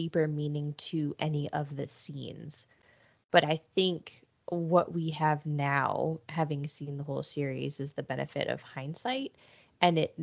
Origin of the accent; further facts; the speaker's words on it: Atlanta, Georgia, United States